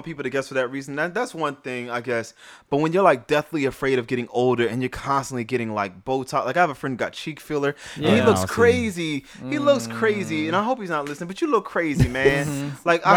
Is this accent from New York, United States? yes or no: no; New Orleans, Louisiana, United States; It says New Orleans native